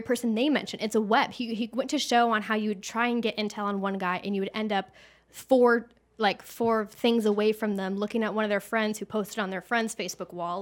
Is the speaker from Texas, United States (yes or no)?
yes; Texas, United States; moved away as an adult; also born or lived in Los Angeles, United States; I'm from Texas, so I'm not fleeing Los Angeles to come here. I'm coming back